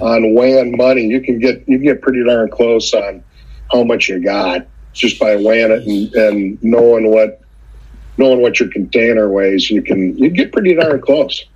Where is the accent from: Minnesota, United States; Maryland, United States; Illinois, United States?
Minnesota, United States; central; I'm a small town guy from central Minnesota